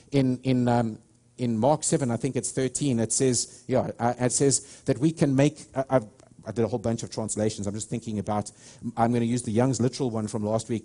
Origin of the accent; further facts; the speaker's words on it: South Africa; moved away as an adult; now in United States; I'm a South African, I don't have an accent